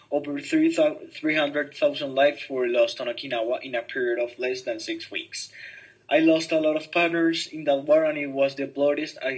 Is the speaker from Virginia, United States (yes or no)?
yes; Lincolnburg, Virginia, United States; I grew up in the Fairview Heights area of Lincolnburg, Virginia, alongside with my older sister Audrey and my younger brother Harold, in which we three were taught with a non-violence life.